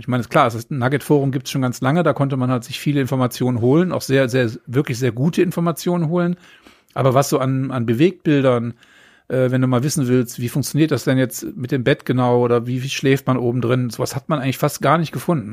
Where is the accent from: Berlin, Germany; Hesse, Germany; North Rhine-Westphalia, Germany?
North Rhine-Westphalia, Germany; Neuss; also born or lived in Hamburg; now in Lüneburg, Germany; bin aber gebürtig aus dem Rheinland, nämlich aus Neuss, der wunderschönen Stadt, linksrheinisch